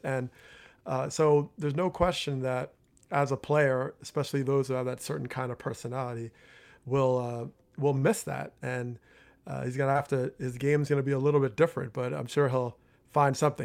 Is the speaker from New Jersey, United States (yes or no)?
yes; Teaneck, New Jersey, United States; growing up in Teaneck, New Jersey